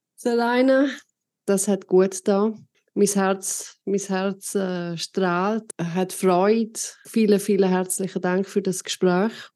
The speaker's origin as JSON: {"language": "German", "country": "Switzerland", "said": "bei uns in der Schweiz"}